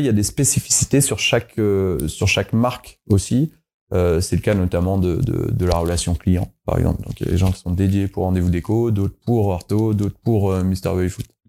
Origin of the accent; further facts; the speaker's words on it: Savoy, Auvergne-Rhône-Alpes, France; je suis savoyard. D'ailleurs, on en a pas parlé, mais je suis savoyard.